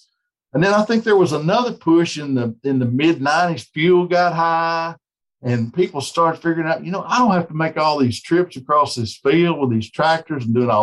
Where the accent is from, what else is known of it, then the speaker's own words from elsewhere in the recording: West Tennessee, United States; growing up in West Tennessee